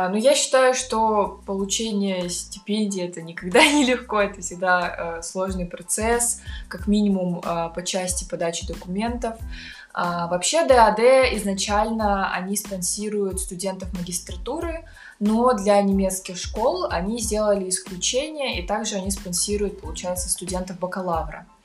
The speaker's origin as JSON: {"language": "Russian", "region": "Almaty", "country": "Kazakhstan", "tie": "born or raised there", "moved": "as an adult", "lives_now": "Berlin, Germany", "said": "а, я из Алматы. В Берлине уже, точнее, в Германии живу уже 4 года. На данный момент в Берлине."}